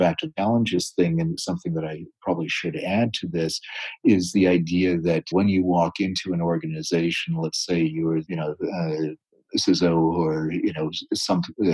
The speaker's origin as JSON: {"language": "English", "area": "the East", "region": "East Coast", "country": "United States", "tie": "born or raised there", "said": "I was born on the West, but I grew up in the East."}